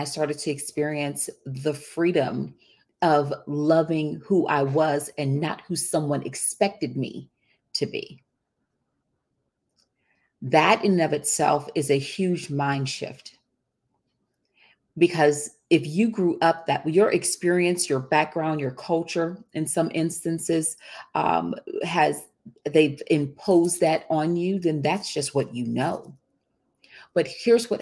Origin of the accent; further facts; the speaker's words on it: Texas, United States; I grew up in the Deep South. And when I say the Deep South, I'm talking about I grew up in Texas